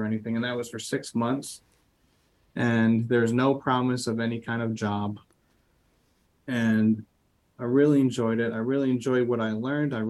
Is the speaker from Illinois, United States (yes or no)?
yes; Chicago, Illinois, United States; accent: Midwestern; I was born in the Chicago suburbs